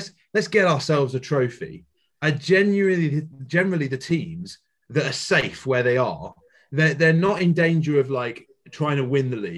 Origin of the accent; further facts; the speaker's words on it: Yorkshire and the Humber, United Kingdom; I'm a Yorkshireman, there's the Yorkshire phrase that we have as well